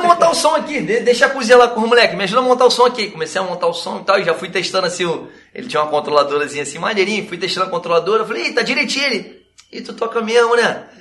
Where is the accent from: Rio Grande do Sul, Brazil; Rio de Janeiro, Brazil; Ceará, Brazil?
Rio de Janeiro, Brazil; Nova Iguaçu; a gente é daqui de Nova Iguaçu, Baixada Fluminense.